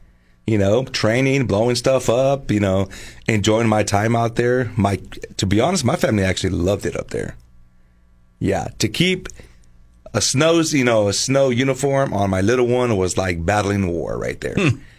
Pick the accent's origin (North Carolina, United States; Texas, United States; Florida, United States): Texas, United States; moved away as an adult; also born or lived in Alaska; I'm from Texas